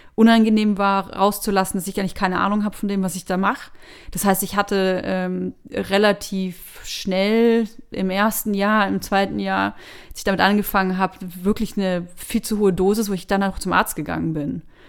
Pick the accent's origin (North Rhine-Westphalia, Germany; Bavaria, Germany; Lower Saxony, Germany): Bavaria, Germany; moved away as an adult; also born or lived in Berlin; ich komme aus Bayern